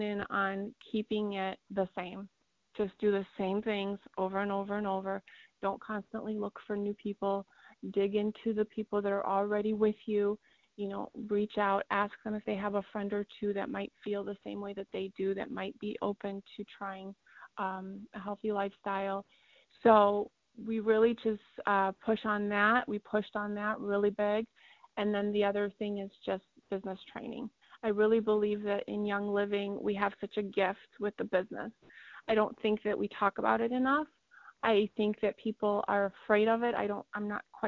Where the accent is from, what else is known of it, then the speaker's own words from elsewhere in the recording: Iowa, United States; also born or lived in Poland; We lived in Iowa when we first immigrated over from Poland